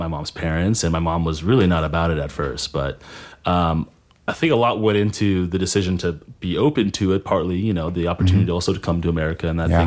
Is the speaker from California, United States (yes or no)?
yes; Santa Clarita, California, United States; also born or lived in Van Nuys / Granada Hills; I was born in Van Nuys, but my whole life in Santa Clarita since okay. I was two.